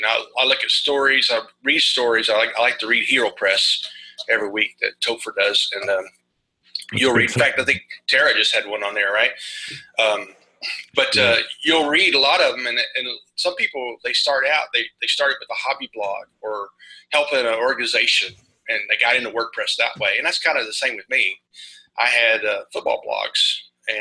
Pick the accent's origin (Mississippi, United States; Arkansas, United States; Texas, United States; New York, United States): Arkansas, United States; I am from Arkansas and probably one of the smaller states in the union